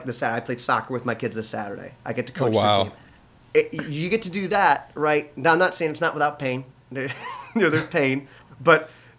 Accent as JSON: {"language": "English", "town": "Lansing", "region": "Michigan", "country": "United States", "tie": "born or raised there", "said": "we grew up here in Lansing"}